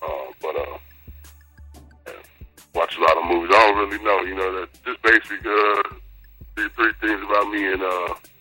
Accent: El Paso, Texas, United States; also born or lived in Atlanta; now in Houston, United States; I grew up in El Paso on the north side, you know, right by the Triangle.

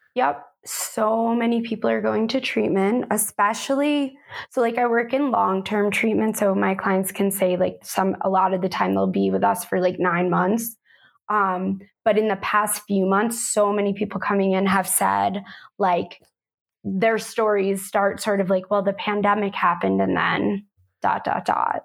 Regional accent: United States; also born or lived in Manhattan, New York; now in Sedona, Arizona, United States; I am originally from New York and New Jersey

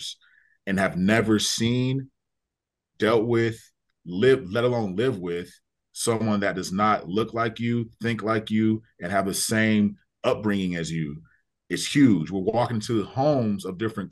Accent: Agoura Hills, California, United States; also born or lived in Russia / Africa; I grew up in Agoura Hills, California.

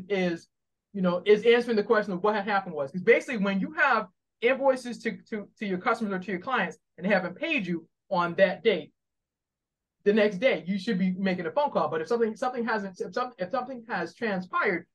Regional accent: Boston, Massachusetts, United States; now in Maryland, United States; I'm originally from Boston. I now live in the great state of Maryland

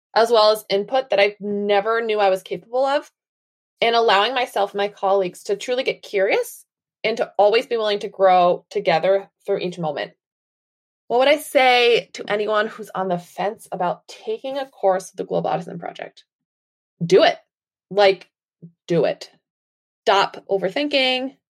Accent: Massachusetts, United States; I am from Wilbur, Massachusetts, in the United States.

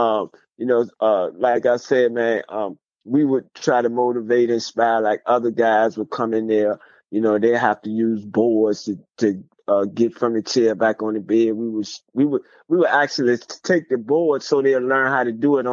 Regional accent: Virginia, United States; I was way in Texas, but I'm from Virginia.

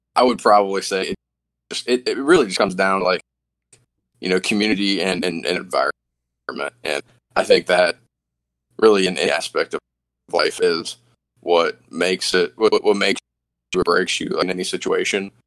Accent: the South, United States; growing up in the South

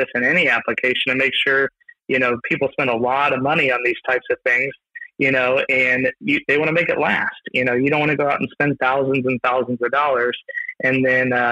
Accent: Missouri, United States; I'm originally from Missouri

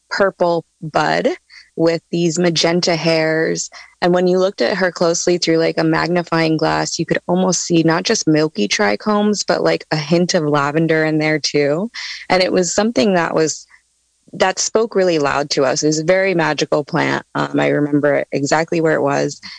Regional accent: East Coast, United States; And I'm coming from the East Coast, so I, I saw a lot of indoor grows happening there.

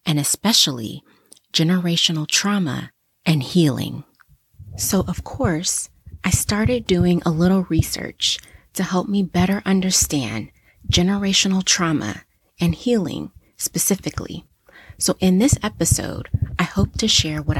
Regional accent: United States; my home country in the US

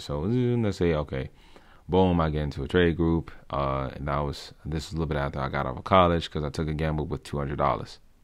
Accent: Washington, District of Columbia, United States; moved away as an adult; now in Maryland, United States; I was born and raised in Southeastern D C

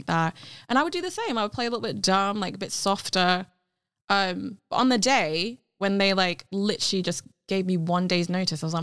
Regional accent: United Kingdom; first language Cantonese; English is a second language; the duality of being British and also the expectancy to be upholding being Asian, like being Chinese as well in a country that is not originally your country

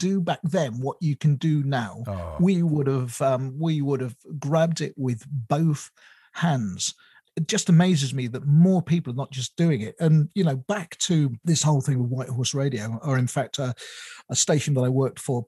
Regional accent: United Kingdom; I moved away from my hometown when I first got married

